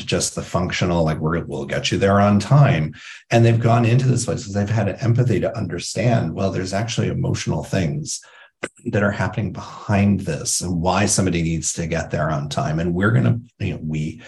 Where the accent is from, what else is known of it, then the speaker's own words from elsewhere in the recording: Indiana, United States; I grew up in Indiana